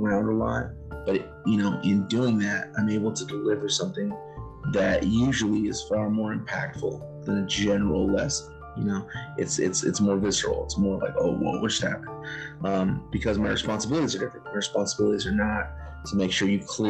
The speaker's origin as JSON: {"language": "English", "town": "Los Angeles", "region": "California", "country": "United States", "said": "I'm LA area"}